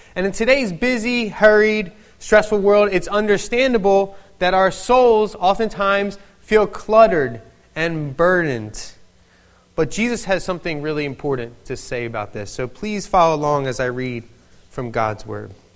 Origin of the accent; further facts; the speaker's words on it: Philadelphia, Pennsylvania, United States; accent: Philadelphian; moved away; I am a native of Philadelphia